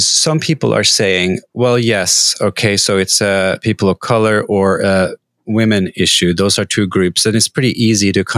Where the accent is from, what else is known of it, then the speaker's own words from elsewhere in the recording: Norway; I come from Norway